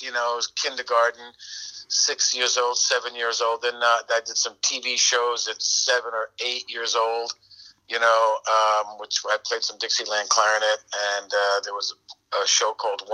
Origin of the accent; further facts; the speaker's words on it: Long Island, New York, United States; I'm out on Long Island.